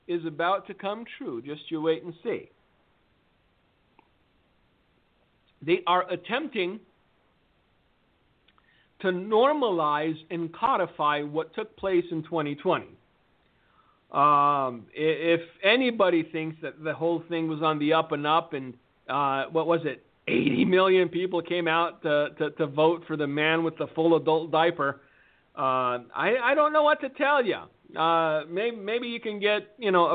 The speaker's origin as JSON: {"language": "English", "town": "Fullerton", "region": "California", "country": "United States", "tie": "born or raised there", "said": "I grew up in a very sketchy part of Fullerton, California."}